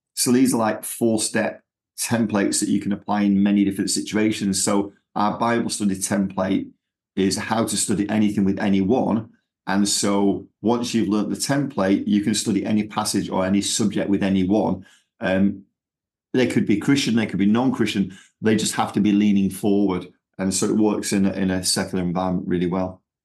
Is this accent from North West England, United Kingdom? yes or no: yes; Manchester, North West England, United Kingdom; accent: Manchester; moved away as an adult; now in Texas, United States; I've still got my Manchester accent